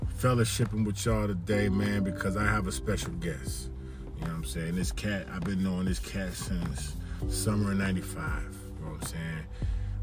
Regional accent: Miami, Florida, United States; I grew up in Miami

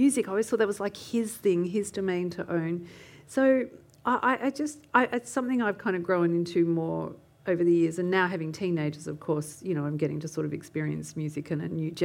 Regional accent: Canberra, Australian Capital Territory, Australia; growing up in Canberra, knowing that we had this dad that had escaped

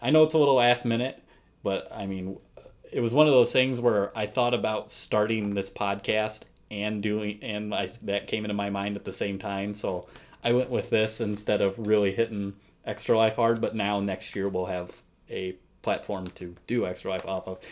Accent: United States

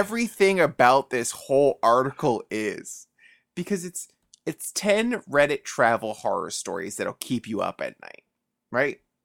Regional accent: New York City, New York, United States; growing up in the Bronx

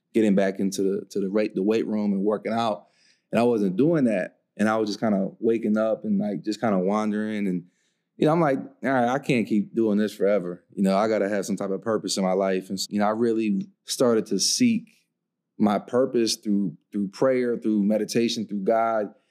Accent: Coatesville, Pennsylvania, United States; moved away as an adult; also born or lived in Nashville, Tennessee; I'm from Coatesville, Pennsylvania, and the whole city's an opportunity zone

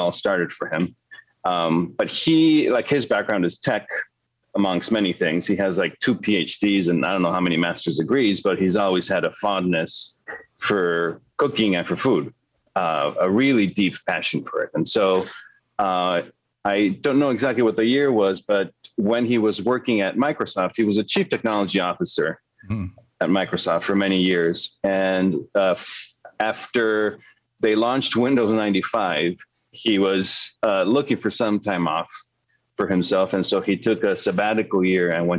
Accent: Mexico City, Mexico; moved away; I was born and raised in Mexico City

